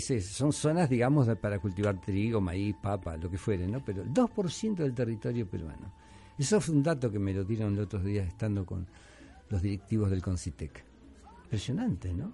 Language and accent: Spanish; Rosario, Santa Fe, Argentina; now in Peru; Argentina, Rosario, que es la ciudad de donde yo vengo